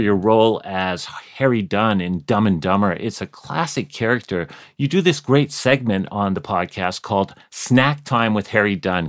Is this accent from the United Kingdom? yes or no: no; Canada; As a Canadian